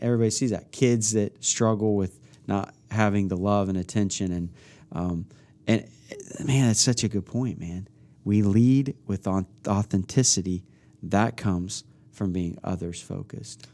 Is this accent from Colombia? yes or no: no; Midwest, United States; growing up in the Midwest, there's a change of seasons